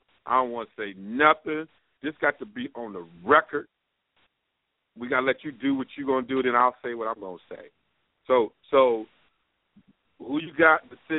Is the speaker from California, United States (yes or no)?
no; Michigan, United States; because I'm from Michigan.